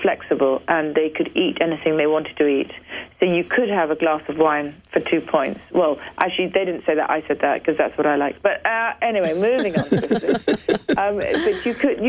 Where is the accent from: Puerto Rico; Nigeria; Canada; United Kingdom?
United Kingdom; I'm back being British again.